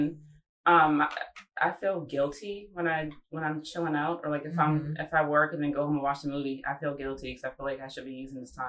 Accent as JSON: {"language": "English", "town": "Columbia", "region": "Maryland", "country": "United States", "tie": "born or raised there", "also_born_or_lived": "Baltimore, Maryland", "said": "I was born in Baltimore, but I grew up in Columbia."}